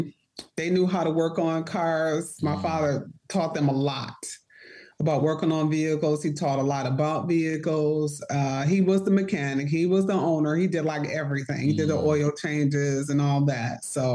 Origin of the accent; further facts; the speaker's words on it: Detroit, Michigan, United States; Growing up in the D. So I lived on the east side of Detroit. So we were like Mac and Cadillac.